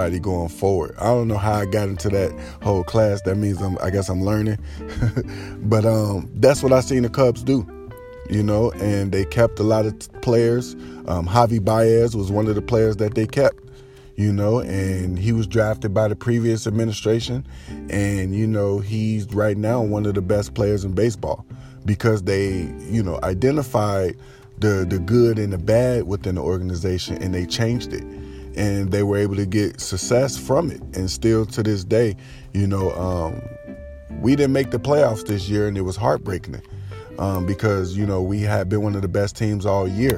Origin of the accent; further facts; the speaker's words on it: Chicago, Illinois, United States; I'm just a Chicagoan until Chicago ends